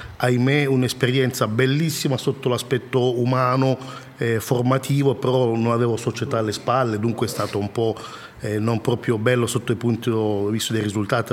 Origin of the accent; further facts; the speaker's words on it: DR Congo; now in Italy; Repubblica Democratica del Congo, mio paese d'origine